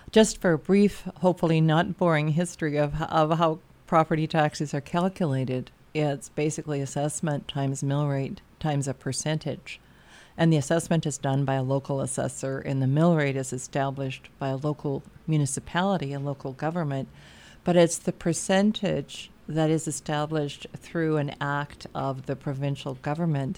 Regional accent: Lac du Bonnet, Manitoba, Canada; I'm from Lac Da Bonnie

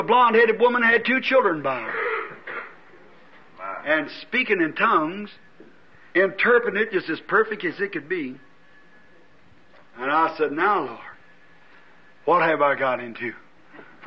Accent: Jeffersonville, Indiana, United States; I'm from Jeffersonville

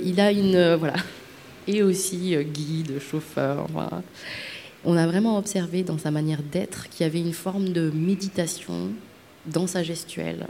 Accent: Madagascar; je viens de Madagascar

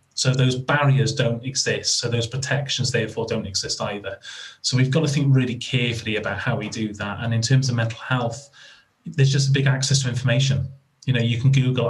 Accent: Wales, United Kingdom; I'm Welsh

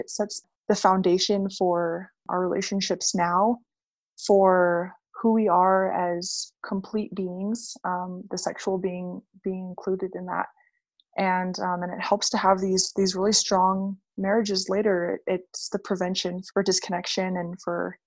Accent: North Shore of Oahu, Hawaii, United States; moved away as an adult; also born or lived in Utah / Las Vegas; I'm from the North Shore of Oahu. I grew up there. My family moved there when I was about two.

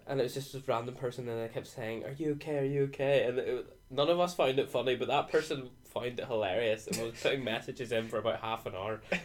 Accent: Northern Ireland, United Kingdom; I'm twenty from Northern Ireland

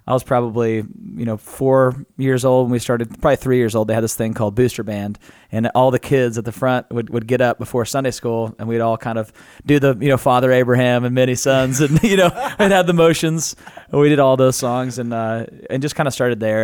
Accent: Natural Dam, Arkansas, United States; I'm from Natural Dam, Arkansas.

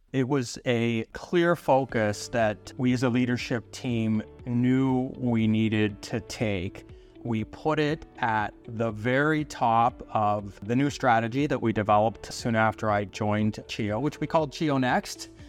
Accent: London, Ontario, Canada; now in Hamilton, Canada; I was born in London, Ontario, so just down the road from where I am now in Hamilton.

